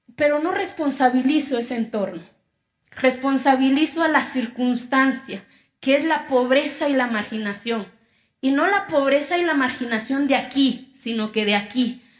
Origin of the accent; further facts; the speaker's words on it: Quiegolán, Oaxaca, Mexico; first language Zapotec; Spanish is a second language; moved away; Yo vengo de una comunidad que se llama Quiegolán, de los 570 municipios que tiene mi estado. Soy indígena, mi lengua materna es el zapoteco.